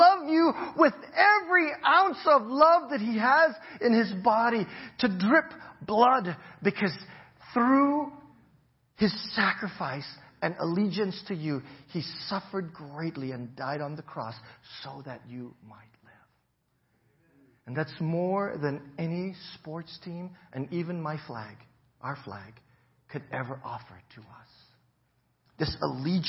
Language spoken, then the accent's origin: English; United States